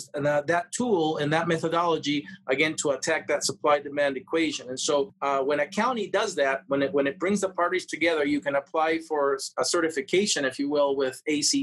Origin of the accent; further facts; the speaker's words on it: Peru; now in Las Vegas, United States; I come from Peru